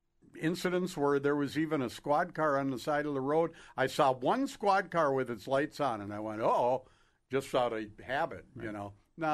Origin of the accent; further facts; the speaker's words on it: Duluth, Minnesota, United States; I said, Duluth, Minnesota.